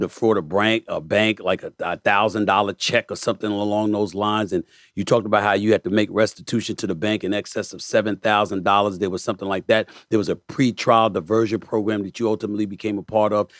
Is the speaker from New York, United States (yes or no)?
yes; New York City, New York, United States; also born or lived in Bronx; I was born in the Bronx and raised in Hollis, Queens